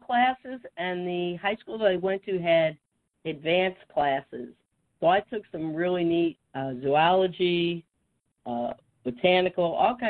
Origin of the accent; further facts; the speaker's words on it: upstate New York, United States; also born or lived in Syracuse, New York / Binghamton, New York / Massachusetts / Connecticut; I was born in Syracuse, New York. I lived in various parts of upstate New York growing up. Didn't get very far, went to college in Binghamton. and then back to Syracuse, but I've also lived in Massachusetts and Connecticut.